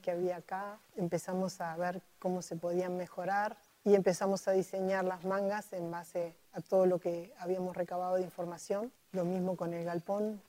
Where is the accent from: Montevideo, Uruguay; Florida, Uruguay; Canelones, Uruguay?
Montevideo, Uruguay; soy de Montevideo, nací y crecí en Montevideo